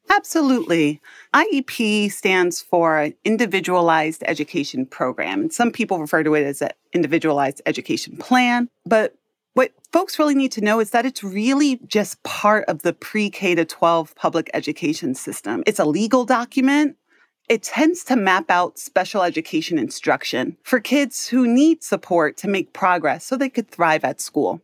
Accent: New York City, New York, United States; I grew up in Harlem, New York City.

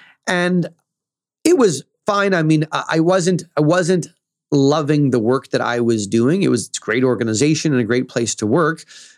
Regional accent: central Canada, Canada; As you mentioned, I'm in Toronto now. I'm from Central Canada.

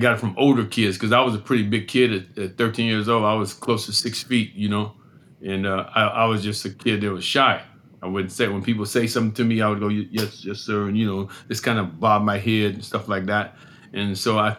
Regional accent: Erie, Pennsylvania, United States; I grew up in Erie, Pennsylvania

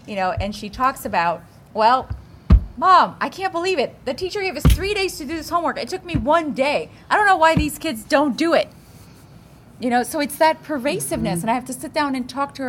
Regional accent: Houston, Texas, United States; I grew up in Houston

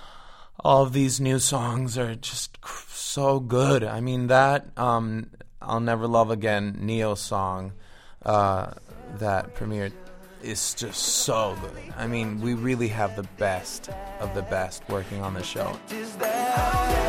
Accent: Venezuela; moved away as an adult; also born or lived in Florida / Miami; now in Los Angeles, United States; I'm Venezuelan. I was born and raised in Venezuela, lived there till I was 19 years old

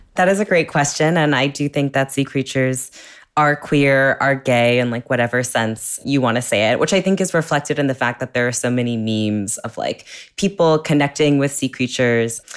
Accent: California, United States; I grew up in California

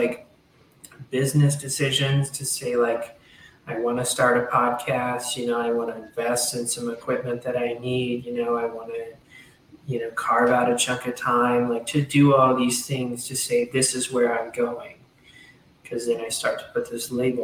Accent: Hot Springs, Arkansas, United States; moved away as an adult; I went to my hometown of Hot Springs, Arkansas

